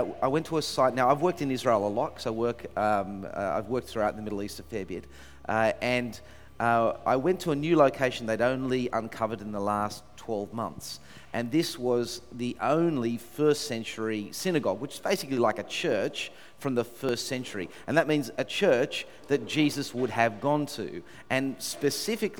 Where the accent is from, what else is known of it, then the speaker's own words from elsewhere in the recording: Sydney, New South Wales, Australia; I'm from Sydney